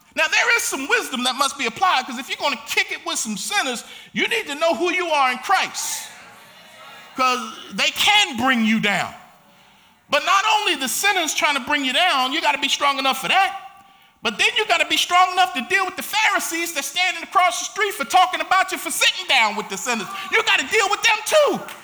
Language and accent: English; Baltimore, Maryland, United States; moved away; We grew up in Baltimore together.